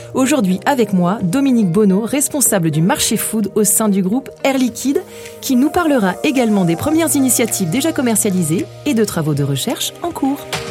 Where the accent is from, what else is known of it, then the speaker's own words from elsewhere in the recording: France; nous sommes français